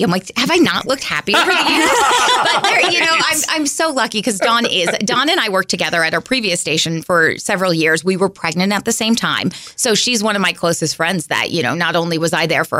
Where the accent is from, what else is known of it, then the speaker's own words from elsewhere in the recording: West Coast, United States; moved away as an adult; also born or lived in Boise, Idaho; now in Central Illinois, United States; I'm from the West Coast